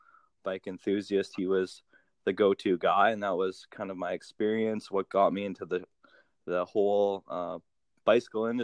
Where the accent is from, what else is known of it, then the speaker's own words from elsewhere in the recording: Thompson, Manitoba, Canada; moved away as an adult; also born or lived in Winnipeg / Edmonton; now in British Columbia, Canada; I grew up in Thompson, Manitoba. So that's northern Manitoba, 800 kilometers north of Winnipeg. And yeah, I born and raised there for 18 years of my life.